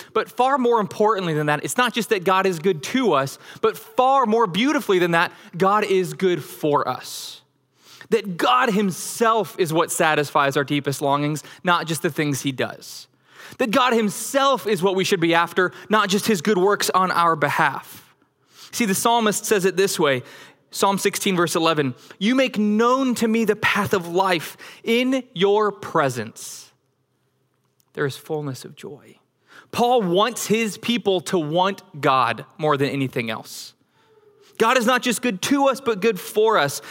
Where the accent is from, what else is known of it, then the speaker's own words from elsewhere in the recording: Denver, Colorado, United States; moved away; also born or lived in Flower Mound, Texas; I grew up in Denver, Colorado